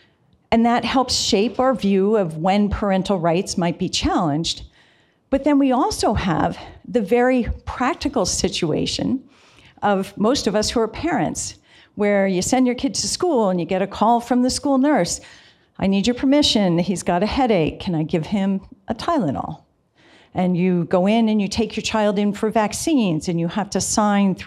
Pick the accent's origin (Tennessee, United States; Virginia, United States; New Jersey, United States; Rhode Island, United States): Virginia, United States; I'm from Virginia